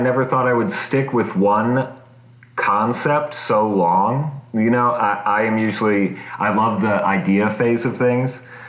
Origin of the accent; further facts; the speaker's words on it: Bluffton, Indiana, United States; also born or lived in Anderson, Indiana; I live in Indianapolis, Indiana. I was born in Bluffton, Indiana, which is like a small farming town. Just imagine small Midwest town. And then I lived for a while in Anderson, Indiana. And then I have since moved to Indy.